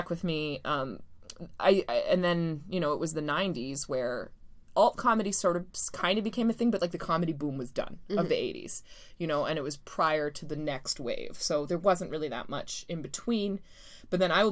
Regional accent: Canada; being Canadian and living here

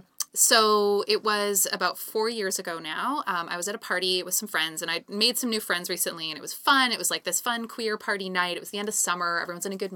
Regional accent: Calgary, Alberta, Canada; I grew up in Calgary

